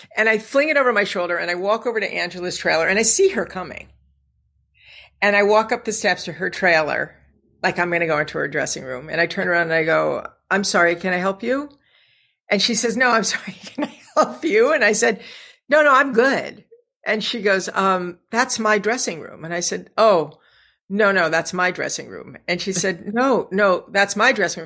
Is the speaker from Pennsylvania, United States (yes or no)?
yes; Scranton, Pennsylvania, United States; I'm from Scranton, Pennsylvania